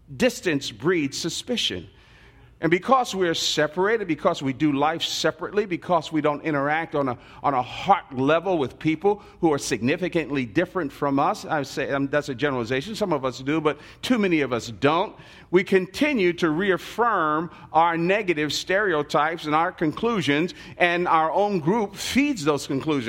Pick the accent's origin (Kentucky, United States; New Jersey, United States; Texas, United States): New Jersey, United States; Newark; I was born and raised in the Central Ward of Newark, New Jersey.